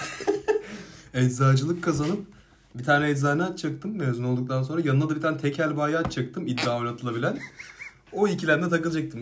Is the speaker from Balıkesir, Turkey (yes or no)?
no; Silifke, Mersin, Turkey; moved away; Silifke'de benim bizim oralarda